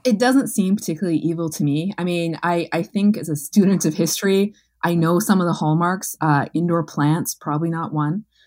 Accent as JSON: {"language": "English", "region": "Manitoba", "country": "Canada", "said": "as a Canadian, as a Manitoban, as a journalist"}